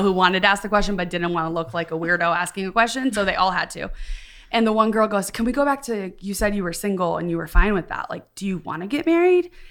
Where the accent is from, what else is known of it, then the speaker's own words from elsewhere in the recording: Midwest, United States; also born or lived in East Coast; now in the South, United States; I grew up in the Midwest, then lived ten years on the East Coast, and then moved to the South